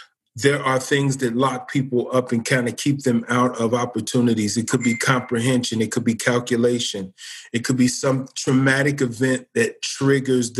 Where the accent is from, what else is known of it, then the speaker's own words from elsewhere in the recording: Cincinnati, Ohio, United States; now in Springfield, United States; I'm from Cincinnati, Ohio